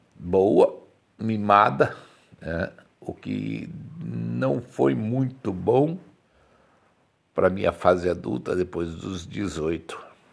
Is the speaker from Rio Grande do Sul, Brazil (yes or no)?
no; Campinas, São Paulo, Brazil; Eu nasci no Cambuí, né? é, na Antônio Lapa. Quem conhece Campinas sabe onde é Antônio Lapa